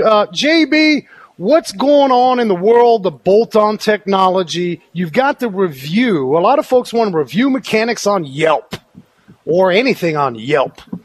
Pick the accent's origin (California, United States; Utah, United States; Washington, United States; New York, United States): New York, United States; New York City; I grew up in New York City where we had subways